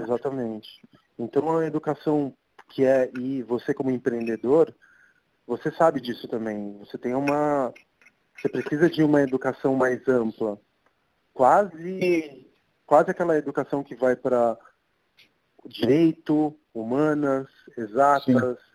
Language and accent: Portuguese; São Paulo, Brazil; also born or lived in Argentina; E eu morei toda a minha vida aqui na Santa Cecília